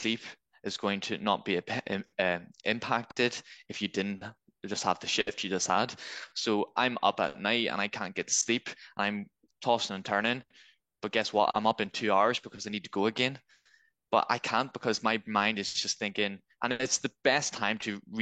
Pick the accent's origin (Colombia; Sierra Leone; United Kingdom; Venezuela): United Kingdom; Belfast, Northern Ireland; moved away as an adult; also born or lived in Scotland; now in Manchester, United Kingdom; I'm originally from Belfast, and then I went to Scotland for university, and it was in the Scotland force, so it's in Police Scotland. Then I've moved to Manchester